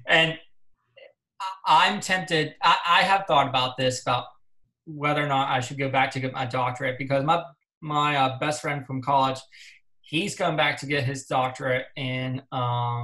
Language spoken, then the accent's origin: English; Pennsylvania, United States; growing up in the area